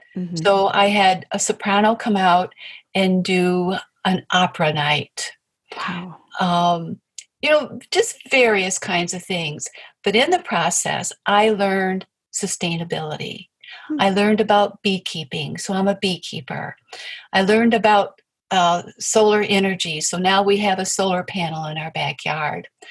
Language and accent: English; Appalachia, United States; now in Michigan, United States; I come from Appalachia, I come from farm people